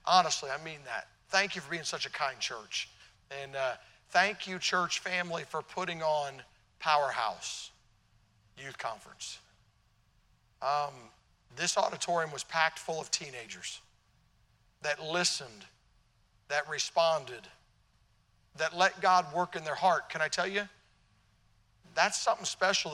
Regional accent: Tennessee, United States; also born or lived in Illinois; I'm from Tennessee. Down south, we hear about the North. By the way, I was born in Illinois, so I'm a Yankee by birth

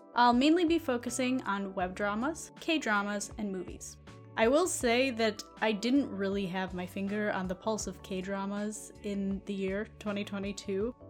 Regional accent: United States; being an American

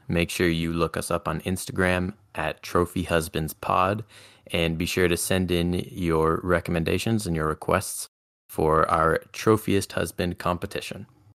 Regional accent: Ottawa, Ontario, Canada; I am also from Ottawa

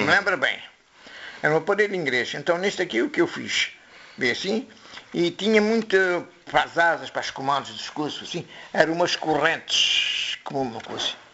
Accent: Morocco; moved away as an adult; now in Quelfes, Portugal; Nasci aqui em Quelves, depois emigrei com meus pais para Marrocos. Era bebê, tinha seis meses. Depois fiz a vida lá em Marrocos

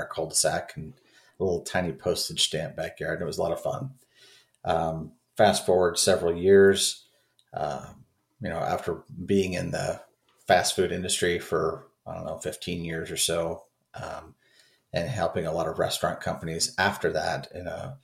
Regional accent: Oregon, United States; moved away as an adult; also born or lived in Southern California; I grew up in Oregon, in not rural Oregon, but I did grow up in Oregon

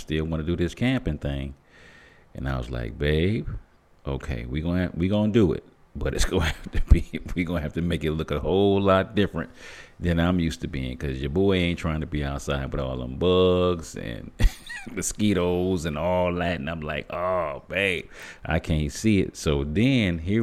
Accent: Flint, Michigan, United States; me being born and raised in Flint, Michigan

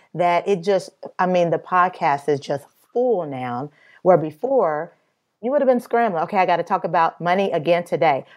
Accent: Midwest, United States; I'm from the Midwest

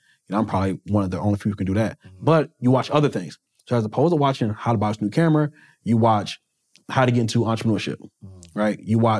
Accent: Wilson, United States; I'm from Wilson.

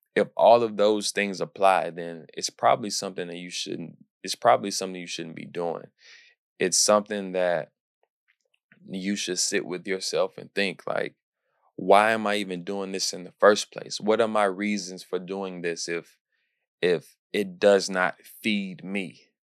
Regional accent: Houston, Texas, United States; my hometown, Houston

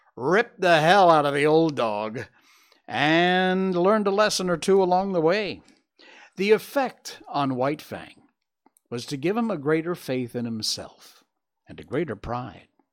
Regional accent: Cornwall, Connecticut, United States; moved away; my hometown back in Cornwall, Connecticut

